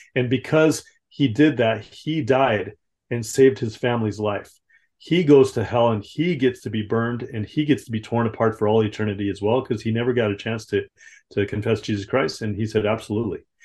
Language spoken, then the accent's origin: English; Southern California, United States; grew up in Southern California